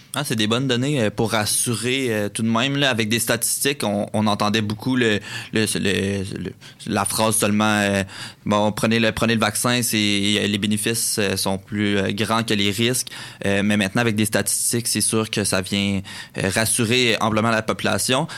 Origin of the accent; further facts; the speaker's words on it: Quebec, Canada; On est quand même habitué ici euh, au Québec